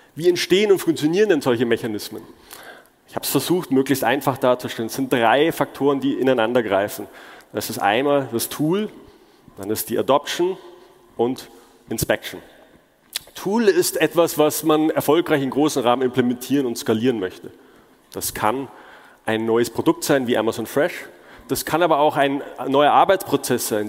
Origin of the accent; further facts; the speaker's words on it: Munich, Bavaria, Germany; moved away as an adult; also born or lived in China / Seattle; ich bin, wie der Name schon sagt, gebürtiger Münchner